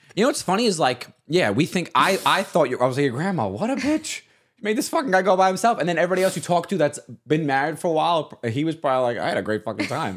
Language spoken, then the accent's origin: English; Staten Island, New York, United States; As a Staten Islander